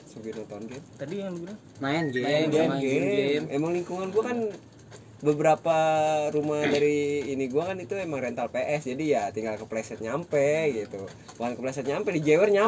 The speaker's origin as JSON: {"language": "Indonesian", "region": "Jakarta", "country": "Indonesia", "said": "tapi mau gue bukan orang Sunda sih orang Betawi"}